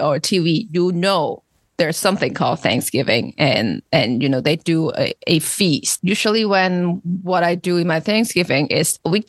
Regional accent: Hong Kong; now in Massachusetts, United States; I was born and raised in Hong Kong. We don't do Thanksgiving there.

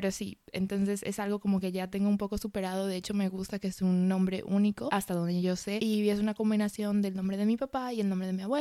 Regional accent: Madrid, Community of Madrid, Spain; accent: mixed Dominican and Spanish; yo nací en España, em, en, Madrid para ser más específicos, y mis padres son de la República Dominicana, entonces realmente siempre tuve un acento un poco mezclado con lo que es el acento dominicano y el acento español

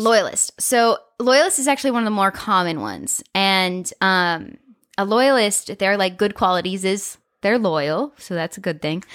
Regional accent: Colorado, United States; moved away as an adult; also born or lived in Nebraska; I knew I did not want to stay in Colorado.

